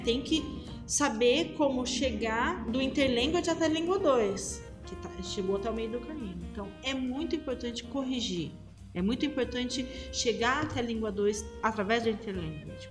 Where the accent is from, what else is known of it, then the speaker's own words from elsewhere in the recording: Brazil; accent: Brazilian; eu sou brasileira e tenho sotaque brasileiro